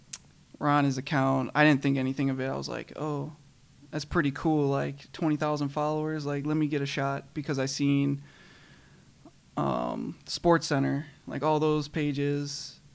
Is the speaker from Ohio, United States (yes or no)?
no; Kenosha, Wisconsin, United States; I'm from Wisconsin. Born and raised in Kenosha.